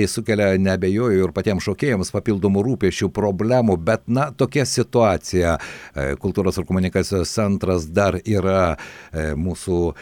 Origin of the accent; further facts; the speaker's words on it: Lithuania; kokie mes esame lietuviai lietuviai